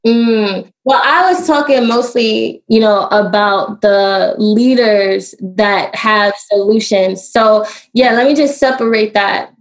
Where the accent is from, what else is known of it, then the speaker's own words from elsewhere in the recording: New York City, New York, United States; also born or lived in Washington, D.C.; now in Baltimore, United States; I am from Brooklyn and I do live in Baltimore